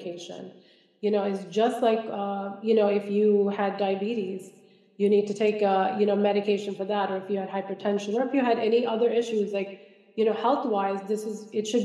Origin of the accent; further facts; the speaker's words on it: Kerala, India; now in United States; I'm from Kerala.